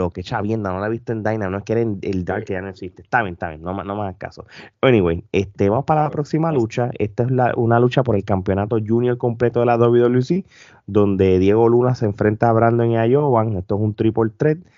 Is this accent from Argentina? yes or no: no; Puerto Rico; Si no, no somos puertorriqueños.